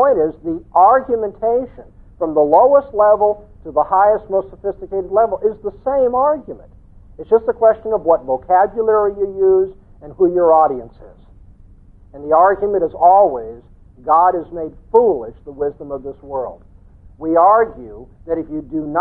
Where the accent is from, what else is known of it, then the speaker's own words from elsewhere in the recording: Southern California, United States; I come from Southern California